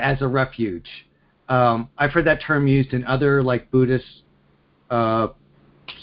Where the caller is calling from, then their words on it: Pennsylvania, United States; I'm calling from Pennsylvania.